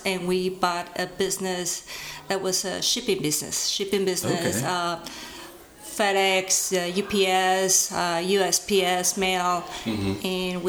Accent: Mexico City, Mexico; moved away as an adult; now in United States; I come from Mexico City. I came here 10 years ago with mm-hmm. my whole family.

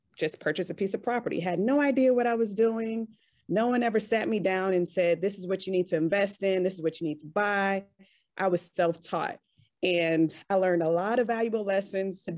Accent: Richmond, Virginia, United States; moved away as an adult; now in Kuwait; I'm originally from the Richmond, Virginia area

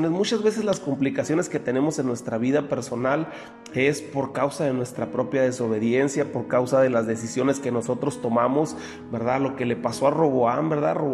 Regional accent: Mexico; Nosotros como, como eh, mexicanos que vivimos aquí en Baja California, pues conocemos la extensión territorial, ¿verdad?

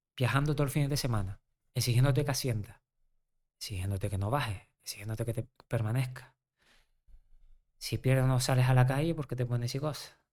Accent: Canary Islands, Spain; Yo, que soy canario, estuve 10 años.

